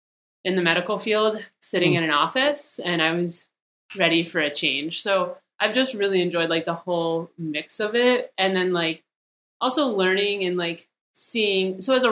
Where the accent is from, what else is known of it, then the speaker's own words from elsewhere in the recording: Pennsylvania, United States; now in Arizona, United States; started doing Aravaipa races when I moved to Arizona 6 years ago. And it just like, it was nice because I came from Pennsylvania and I kind of had like my trail family there